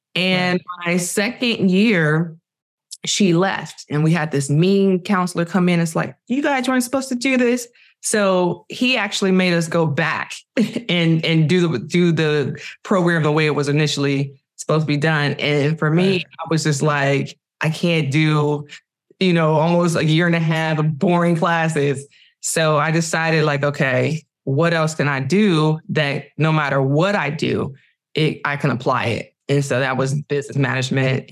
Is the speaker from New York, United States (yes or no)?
no; Cleveland, Ohio, United States; moved away as an adult; now in Los Angeles, United States; I'm from Cleveland. I'm, that's that's who raised me to be who I am today